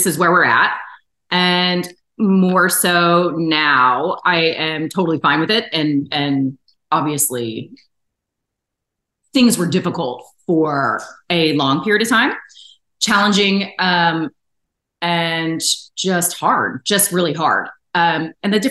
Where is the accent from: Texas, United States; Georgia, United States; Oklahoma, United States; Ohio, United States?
Georgia, United States; Atlanta; I'm from Atlanta